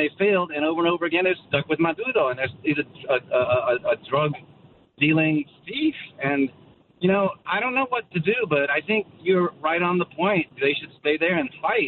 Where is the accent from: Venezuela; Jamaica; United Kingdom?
Venezuela; moved away as an adult; also born or lived in Manhattan, New York; now in Woodstock, United States; I was there till I was like 18 years old, and then I moved away